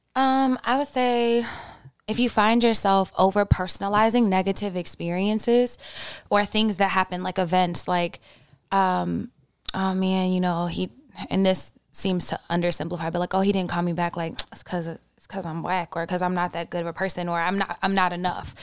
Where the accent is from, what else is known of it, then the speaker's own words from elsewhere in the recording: Oklahoma, United States; I grew up in Oklahoma